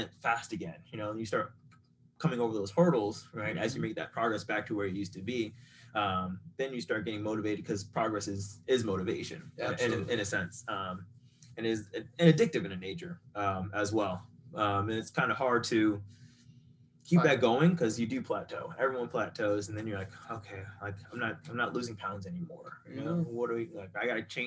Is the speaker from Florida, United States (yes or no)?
yes; Boca Raton, Florida, United States; also born or lived in California; raised South Florida, West Boca